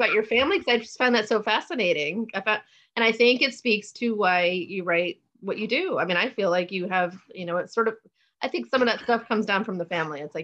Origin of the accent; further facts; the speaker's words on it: Fort Lauderdale, Florida, United States; I grew up in Fort Lauderdale.